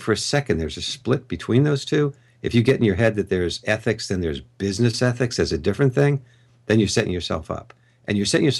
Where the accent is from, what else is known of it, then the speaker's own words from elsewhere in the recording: Long Island, New York, United States; moved away; I'm from New York originally, from Long Island. I grew up there